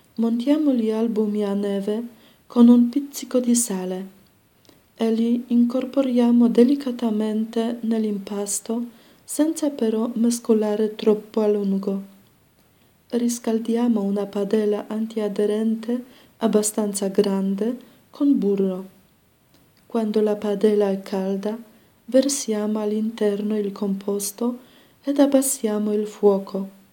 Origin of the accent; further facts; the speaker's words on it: Poland; moved away; sono polacca